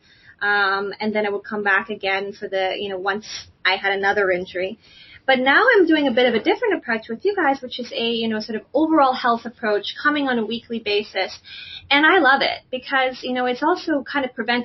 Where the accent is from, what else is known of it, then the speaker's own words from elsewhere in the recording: Canada; now in United States; I'm originally from Canada